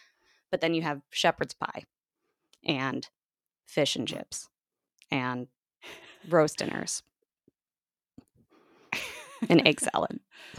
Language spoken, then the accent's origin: English; United States